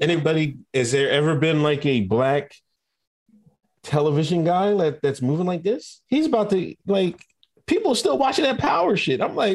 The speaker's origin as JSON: {"language": "English", "town": "Exton", "region": "Pennsylvania", "country": "United States", "said": "How can I be the Fed? I told you I'm from Exton, Pennsylvania, man."}